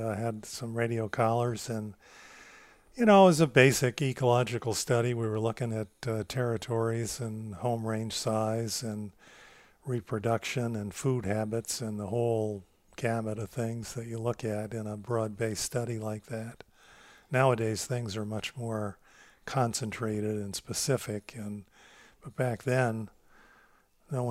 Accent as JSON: {"language": "English", "region": "East Central New York", "country": "United States", "tie": "born or raised there", "said": "I grew up as a farm kid. We had a family-owned dairy farm, and of course, this was in East Central New York, kind of on the fringes of the Catskill Mountains"}